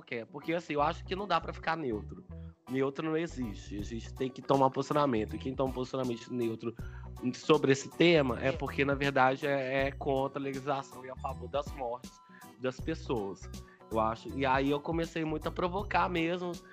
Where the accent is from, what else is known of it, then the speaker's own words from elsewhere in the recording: Belo Horizonte, Minas Gerais, Brazil; tenho 28 anos, sou daqui de Belo Horizonte